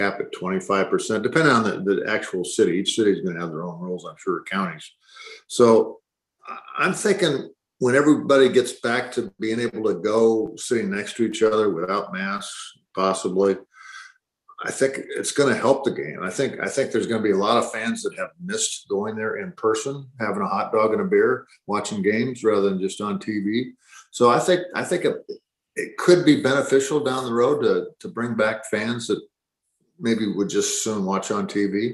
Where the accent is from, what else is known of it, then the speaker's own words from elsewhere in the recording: San Diego, California, United States; I grew up in San Diego as a Dodger fan